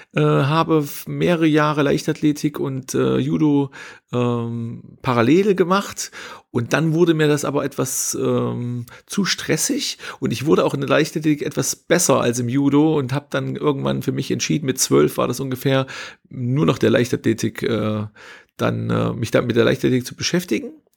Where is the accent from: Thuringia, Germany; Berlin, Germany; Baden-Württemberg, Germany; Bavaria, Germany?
Thuringia, Germany; Hermsdorf; habe Abitur gemacht äh, in meinem Heimatort in Hermsdorf, äh, am Hermsdorfer Kreuz, A9, A4 Kreuzung, äh, kleiner Ort